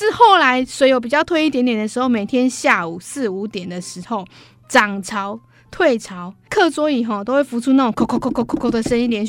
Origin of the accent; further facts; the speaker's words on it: Kouhu, Yunlin County, Taiwan; 我们老家在口湖海边啊，